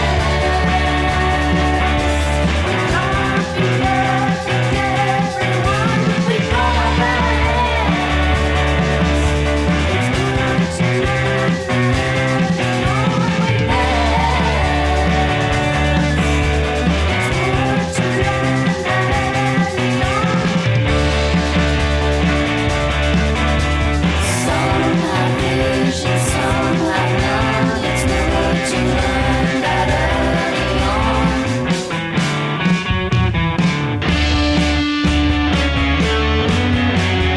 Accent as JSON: {"language": "English", "town": "Melbourne", "region": "Victoria", "country": "Australia", "tie": "born or raised there", "also_born_or_lived": "England", "moved": "yes", "said": "I think they're based in Melbourne as well, so that's nice. My hometown"}